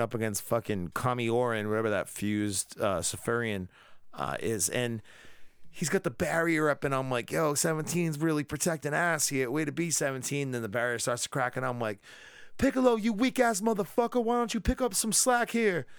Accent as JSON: {"language": "English", "region": "Rhode Island", "country": "United States", "said": "we're from Rhode Island"}